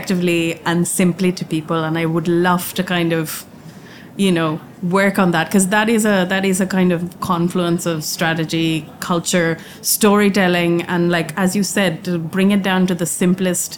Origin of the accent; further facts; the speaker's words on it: India; moved away; I grew up in India